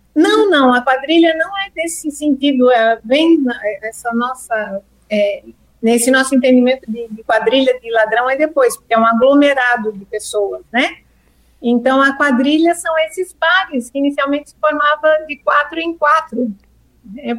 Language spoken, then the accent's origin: Portuguese; Brazil; a gente se identifica como brasileiro